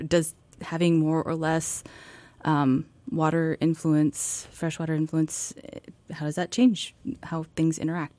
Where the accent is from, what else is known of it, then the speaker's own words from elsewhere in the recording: Washington, United States; moved away as an adult; also born or lived in Alabama; now in Juneau, United States; I grew up in Washington State